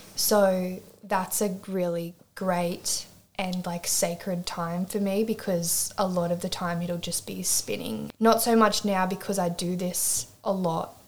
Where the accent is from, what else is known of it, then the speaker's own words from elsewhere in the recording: Swansea Heads, New South Wales, Australia; moved away as an adult; also born or lived in Newcastle, New South Wales; now in Ravenshoe, Australia; I'm Newcastle based, but um, so I'm from Swansea Heads originally